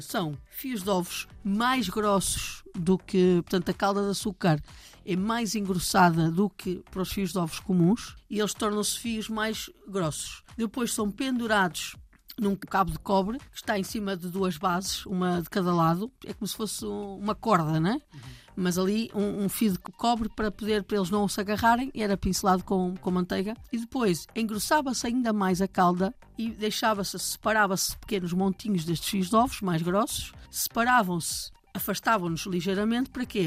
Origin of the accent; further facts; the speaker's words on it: Maia, Norte, Portugal; eu cresci lá perto, ah, na Maia, no Porto